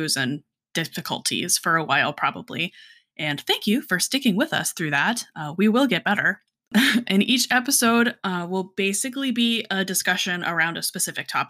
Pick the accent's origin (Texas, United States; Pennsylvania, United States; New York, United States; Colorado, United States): Colorado, United States; now in South Georgia, United States; I'm from Colorado originally, but I'm currently living in South Georgia.